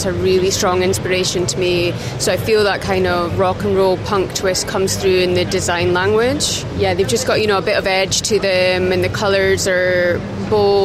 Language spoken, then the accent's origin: English; Stonehaven, Scotland, United Kingdom; accent: Scottish brogue; I'm from Stonehaven, and actually it's one of the sunniest places in the UK, apparently